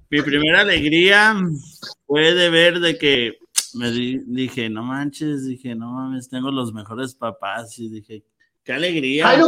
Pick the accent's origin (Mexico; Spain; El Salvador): Mexico; nosotros somos mexicanos